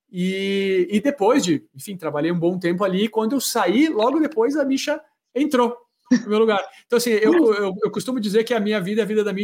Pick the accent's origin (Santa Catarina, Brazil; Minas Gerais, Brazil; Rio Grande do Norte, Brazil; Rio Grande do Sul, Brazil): Rio Grande do Sul, Brazil; Caxias do Sul; eu, eu sou natural de Caxias do Sul, né? Então, fui para fui para Porto Alegre para me aventurar na grande metrópole